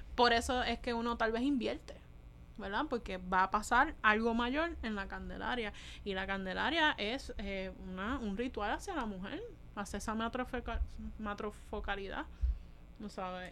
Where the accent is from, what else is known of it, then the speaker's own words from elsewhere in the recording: Puerto Rico; nosotros los necesitábamos como puertorriqueños